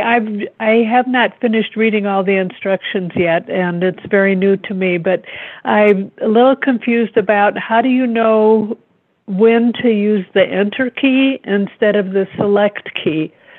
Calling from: Colorado, United States; I'm calling from Colorado.

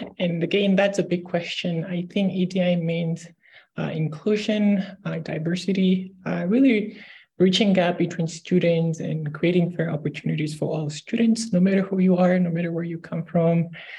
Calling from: Edmonton, Alberta, Canada; I'm joining from Edmonton, Alberta, Treaty 6.

